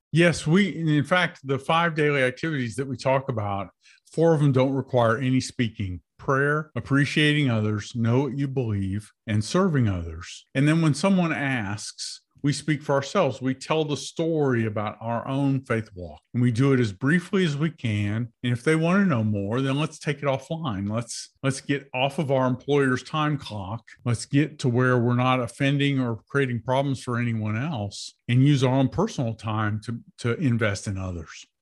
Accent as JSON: {"language": "English", "country": "United States", "tie": "born or raised there", "said": "I was born in America"}